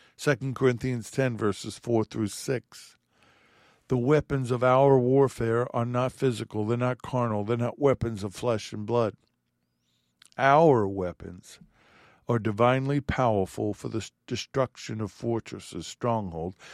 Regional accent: New York, United States; I'm an Italian from New York

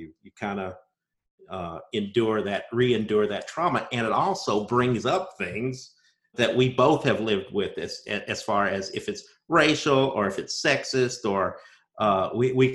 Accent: Bloomington, United States; I'm also a Bloomington native. Me and Amy went to high school together

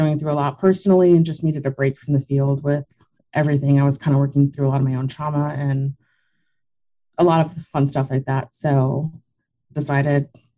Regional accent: South Texas, United States; I grew up in South Texas.

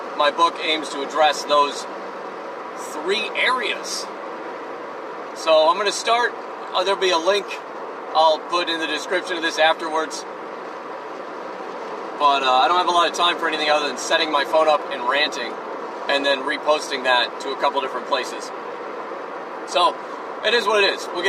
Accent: United States; we're in America, we're all American

